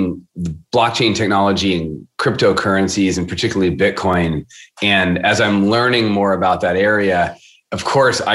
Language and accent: English; Seattle, Washington, United States; I am born and raised in Seattle